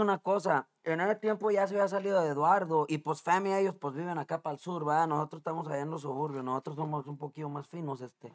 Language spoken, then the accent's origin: Spanish; Mexico; now in Chicago, United States; Yo crecí con ellos en México